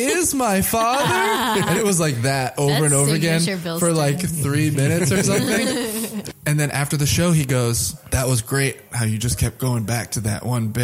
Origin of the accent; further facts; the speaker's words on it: Austin, Texas, United States; moved away as an adult; now in Chicago, United States; My Austin improv group, I'm from Austin originally, and we still perform together sometimes. These are people I went to high school with.